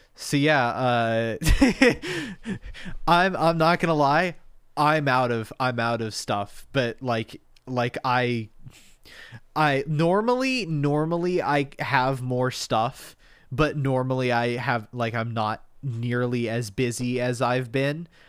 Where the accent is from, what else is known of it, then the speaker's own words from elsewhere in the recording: United States; we're American